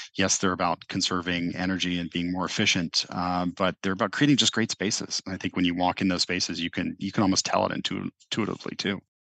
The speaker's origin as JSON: {"language": "English", "town": "Cincinnati", "region": "Ohio", "country": "United States", "tie": "born or raised there", "said": "growing up in the Midwest"}